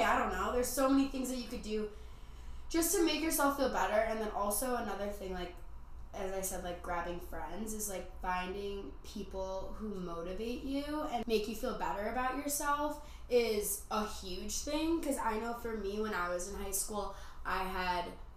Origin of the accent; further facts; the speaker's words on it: Midwest, United States; moved away as an adult; now in Arizona, United States; I'm from the Midwest